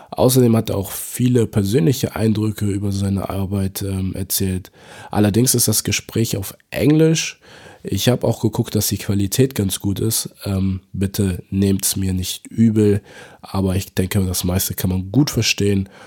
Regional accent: Nigeria; moved away as an adult; now in Germany; I'm from Nigeria.

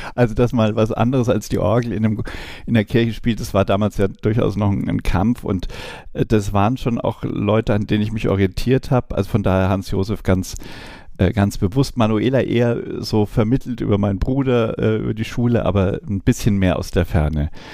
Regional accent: Hammelburg, Bavaria, Germany; ich komme aus Hammelburg, Kleinstadt, älteste Weinstadt in Franken

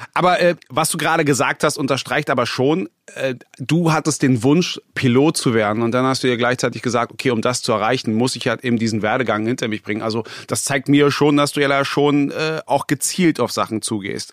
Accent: Berlin, Germany; ich bin ja gebürtiger Berliner, ich habe die Entwicklung hier mitbekommen

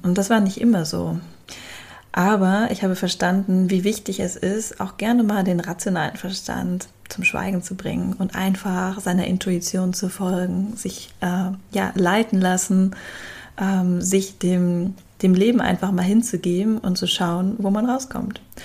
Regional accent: Hamburg, Germany; Wir kommen beide aus Hamburg

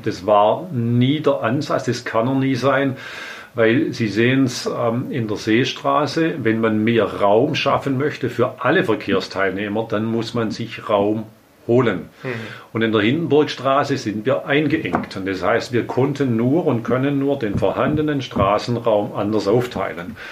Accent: Inneringen, Baden-Württemberg, Germany; now in Herrenberg, Germany; Ich bin aufgewachsen in einem kleinen Ort, Inneringen, äh, liegt im Landkreis Sigmaringen auf der Schwäbischen mhm. Alb

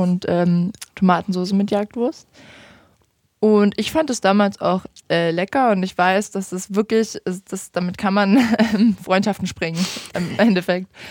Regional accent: Vogtland, Saxony, Germany; now in Dresden, Germany; ich bin im Vogtland aufgewachsen, ich bin zum Studieren in Dresden gekommen

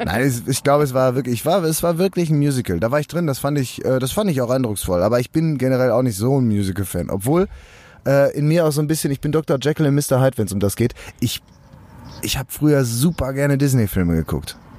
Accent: Bochum, North Rhine-Westphalia, Germany; Ich war noch nie drin als Bochumer

